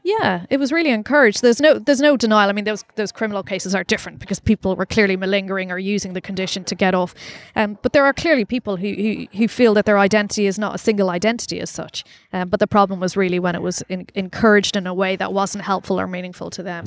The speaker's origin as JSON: {"language": "English", "country": "Ireland", "accent": "Irish", "moved": "yes", "lives_now": "London, United Kingdom", "said": "I'm Irish, as you can probably tell"}